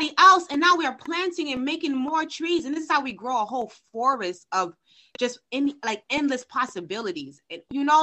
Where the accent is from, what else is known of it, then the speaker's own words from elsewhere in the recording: Haiti; I'm from Haiti, and I believe the power of my ancestors reside deep inside of me